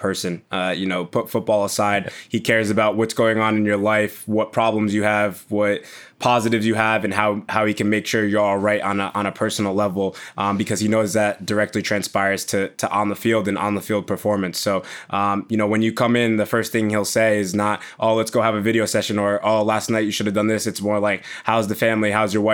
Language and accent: English; United States; first language English; also born or lived in New York / Leipzig; now in Leeds, United Kingdom; growing up and obviously playing football in America